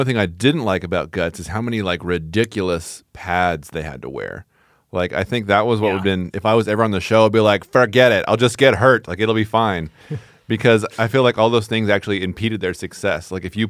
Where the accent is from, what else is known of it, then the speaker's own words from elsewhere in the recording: California, United States; Growing up in Southern California, you know, for the stint that I did, I think infuse it into my brain.